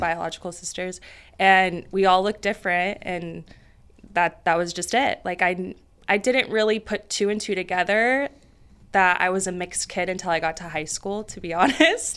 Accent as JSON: {"language": "English", "town": "Roseville", "region": "California", "country": "United States", "tie": "born or raised there", "said": "from Northern California. Roseville. It's about thirty minutes north of Sacramento suburban area. Um, yeah, so I grew up there"}